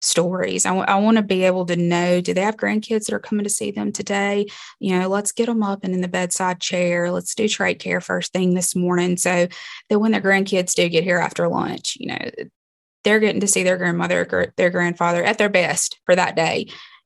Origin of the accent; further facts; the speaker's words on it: Libby, Montana, United States; It's my hometown.